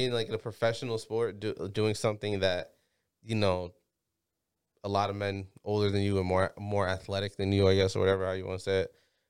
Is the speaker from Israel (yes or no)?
no; Jamaica; now in United States; I'm Jamaican